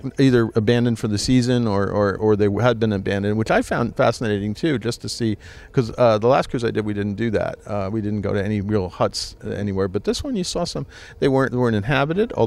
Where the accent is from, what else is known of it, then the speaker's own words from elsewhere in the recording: Switzerland; I grew up in Switzerland